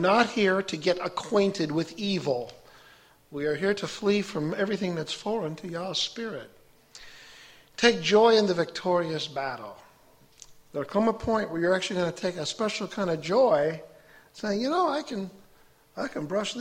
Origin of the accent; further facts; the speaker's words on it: Chicago, Illinois, United States; now in Fulton, United States; I was raised a Catholic outside of Chicago